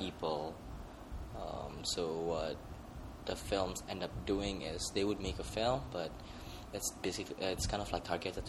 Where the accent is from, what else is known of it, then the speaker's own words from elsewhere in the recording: Indonesia; Indonesia being a very large country, a very big country, we don't have.